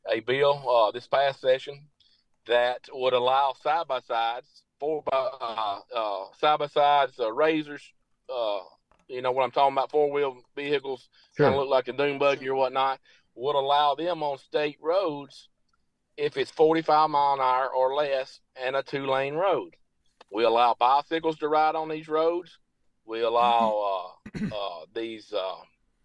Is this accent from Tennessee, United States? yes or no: yes; Marshall County, Tennessee, United States; Marshall County being my hometown